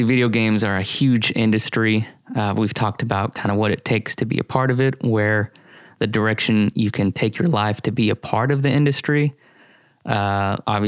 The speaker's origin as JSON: {"language": "English", "town": "Columbia", "region": "Missouri", "country": "United States", "tie": "born or raised there", "said": "I grew up in Columbia, Missouri"}